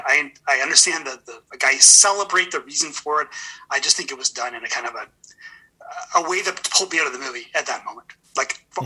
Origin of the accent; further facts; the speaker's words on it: Edmonton, Alberta, Canada; I'm from Edmonton